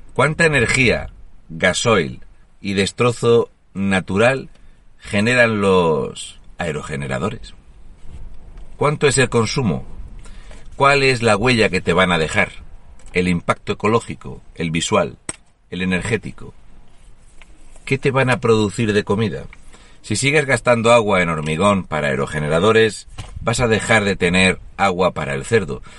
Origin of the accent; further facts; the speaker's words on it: Murcia, Region of Murcia, Spain; Yo soy de Murcia, aquí tenemos el Grupo Fuertes